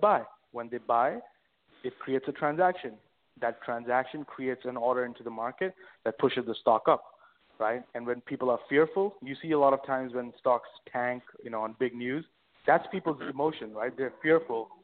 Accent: India; moved away as an adult; also born or lived in London, United Kingdom; now in New York, United States; born and raised in India all throughout, and then I moved to uh, London in about you know 2010

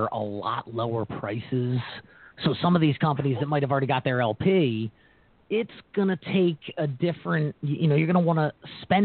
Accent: United States; as an American

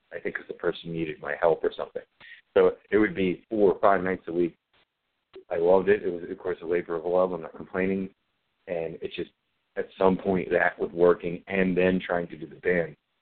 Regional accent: Maryland, United States; moved away; I have not been in my hometown for about 15 years

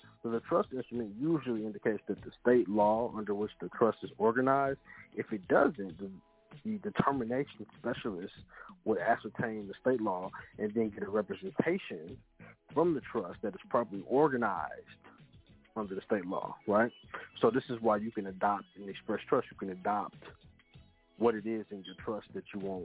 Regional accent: Kansas, United States; now in Missouri, United States; I'm from Kansas, right? I domicile in Missouri, but I'm from Kansas

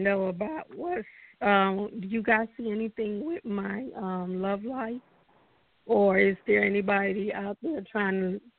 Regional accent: Panama; first language Spanish; English is a second language; now in Georgia, United States; I'm calling from Georgia, but I'm from Panama.

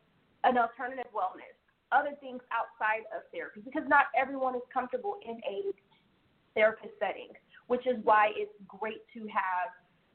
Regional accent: the South, United States; I definitely know I was raised in the South, South / Midwest

